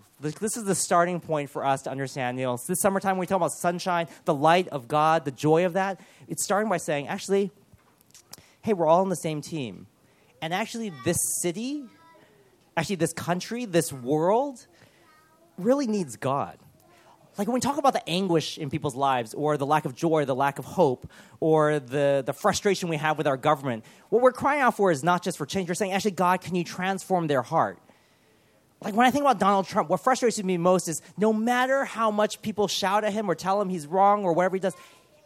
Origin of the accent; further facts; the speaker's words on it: Los Angeles, California, United States; growing up in Los Angeles